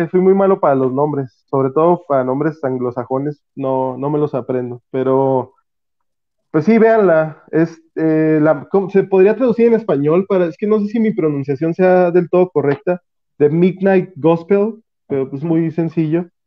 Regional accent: Vicente Guerrero, Mexico; aquí todos somos de Vicente Guerrero.

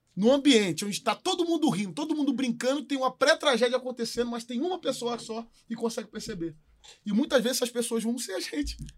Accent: São João de Meriti, Rio de Janeiro, Brazil; Eu sou nascido e criado de São João de Meriti, Baixada Fluminense, do Rio de Janeiro.

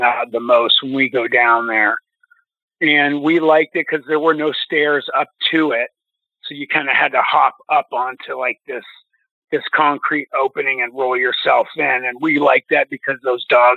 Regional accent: Youngstown, Ohio, United States; I grew up in Youngstown, Ohio

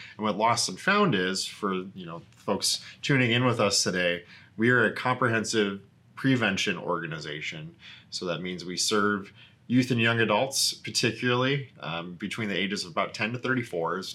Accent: South Dakota, United States; moved away as an adult; also born or lived in Sioux Falls, South Dakota / Washington, D.C. / Minneapolis, Minnesota; I'm originally from Korska, South Dakota, son of a pair of educators. My older sister and I grew up in a town of 600

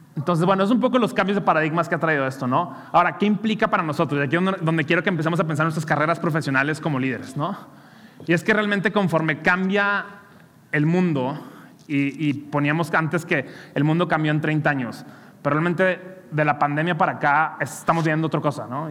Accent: Monterrey, Nuevo León, Mexico; soy regio

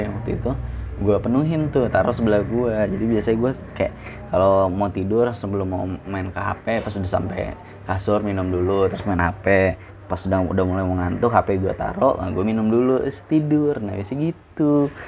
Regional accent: Bekasi, West Java, Indonesia; accent: Bekasi; moved away as an adult; now in Padang, Indonesia; Gua tinggal di Bekasi dari gua S D, kelas satu. Kelas satu semester dua. Oke, hitungan dari kelas dua lah. Dari kelas dua sampai gua S M

